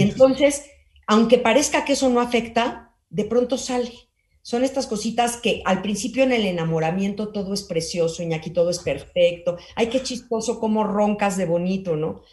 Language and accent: Spanish; Mexico